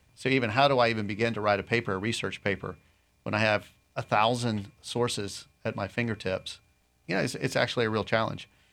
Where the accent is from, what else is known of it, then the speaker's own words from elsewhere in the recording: Raleigh, North Carolina, United States; moved away as an adult; also born or lived in Tennessee / Winter Haven, Florida; now in Lakeland, United States; I grew up actually in North Carolina, Raleigh